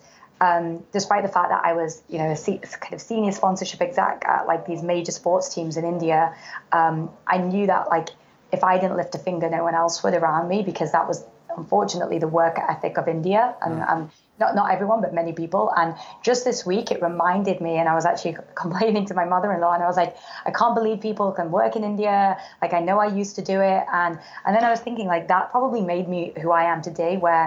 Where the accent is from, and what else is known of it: Manchester, North West England, United Kingdom; born or raised there; moved away as an adult; also born or lived in Oxford